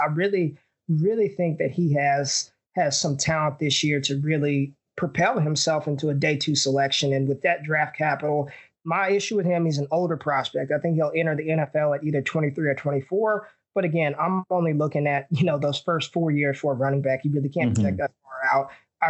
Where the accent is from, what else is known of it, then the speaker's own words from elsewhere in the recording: Texas, United States; my home state of Texas